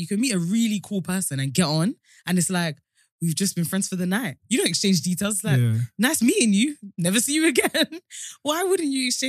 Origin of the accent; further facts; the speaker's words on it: London, United Kingdom; also born or lived in Colombia; And we're friends from London. I mean, we're both from London